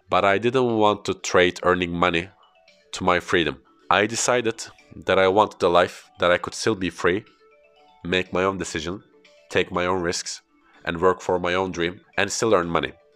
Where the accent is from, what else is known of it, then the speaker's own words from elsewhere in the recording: Istanbul, Turkey; first language Turkish; English is a second language; also born or lived in Belgium; after coming back from Belgium to Istanbul, my hometown